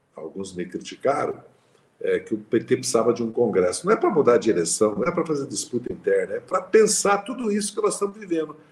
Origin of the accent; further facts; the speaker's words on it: Passa Quatro, Minas Gerais, Brazil; lá na minha cidade, Passa Quatro